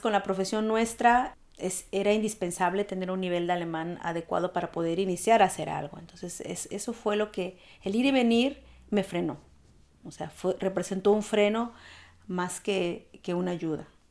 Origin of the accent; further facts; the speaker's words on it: Veracruz, Mexico; moved away as an adult; now in Germany; mexicana, oriunda de Veracruz